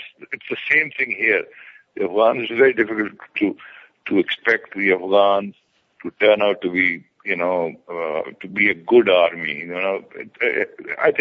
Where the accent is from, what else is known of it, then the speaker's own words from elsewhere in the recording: Pakistan; I'm a Pakistani.